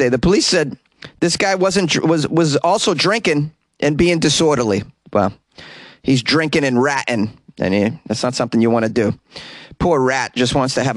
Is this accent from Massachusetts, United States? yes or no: yes; Boston, Massachusetts, United States; accent: Boston; my hometown of Boston, Boston, Mass